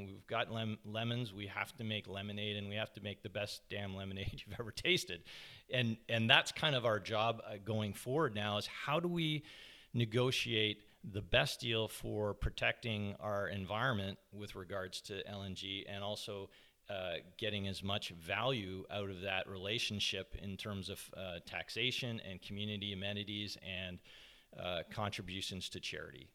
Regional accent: Toronto, Ontario, Canada; moved away as an adult; now in Squamish, Canada; I grew up in Scarborough, uh, just outside, on the outskirts of Toronto

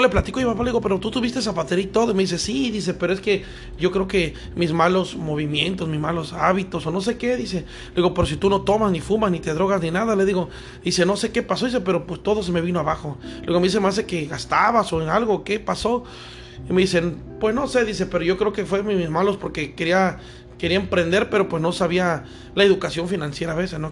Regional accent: Veracruz, Mexico; also born or lived in Mexico City; yo nací en México, pero me crié aquí en Veracruz

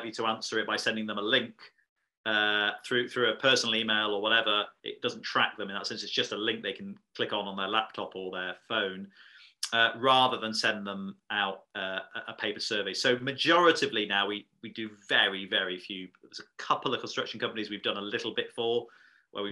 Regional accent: Yorkshire and the Humber, United Kingdom; as a Yorkshireman

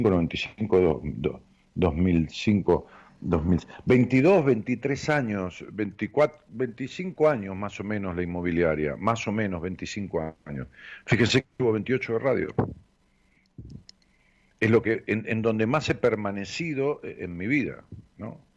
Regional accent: Ramos Mejía, Buenos Aires Province, Argentina; Eh, en mi pueblo, allá en Ramos Mejía, o, en, las, en las localidades linderas, en Aedo, si vas a la estación de Ramos Mejía

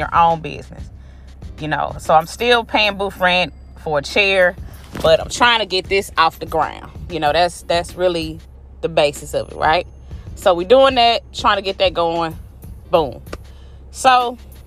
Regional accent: Florida, United States; moved away; in Florida, in my hometown

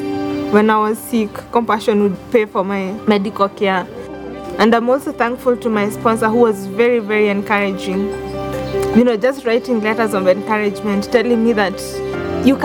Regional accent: Kenya; I'm from Kenya

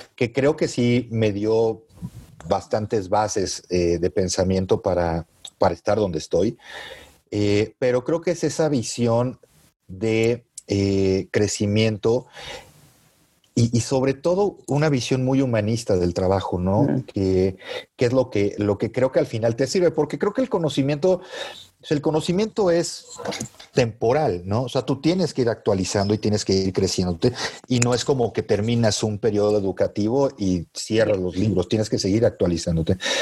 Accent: Mexico; como buen mexicano, ¿no? Tienes tus raíces bien puestas en México y amas a tu país

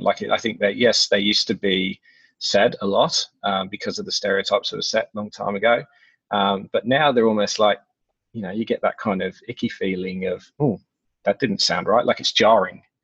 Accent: England, United Kingdom; being English

